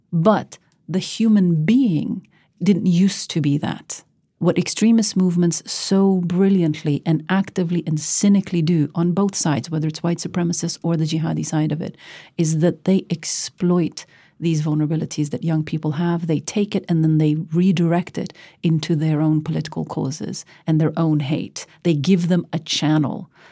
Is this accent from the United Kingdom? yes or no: no; Norway; moved away as an adult; born and raised in the West like me